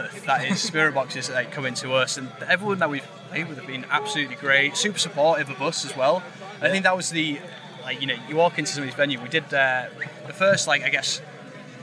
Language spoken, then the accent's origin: English; York, Yorkshire and the Humber, United Kingdom; we grew up in a small town, we grew up in York